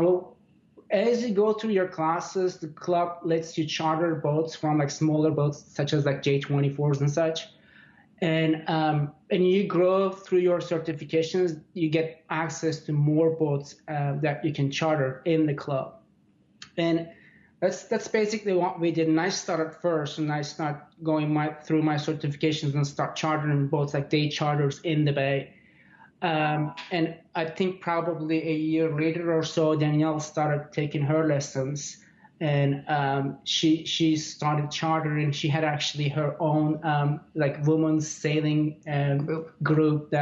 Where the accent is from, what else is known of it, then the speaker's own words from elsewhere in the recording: Istanbul, Turkey; now in Bay Area, California, United States; growing up in Istanbul, Turkey